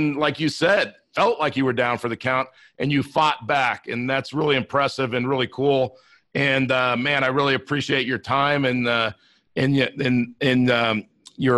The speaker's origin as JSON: {"language": "English", "town": "Inglewood", "region": "California", "country": "United States", "tie": "born or raised there", "said": "I grew up in Inglewood, California"}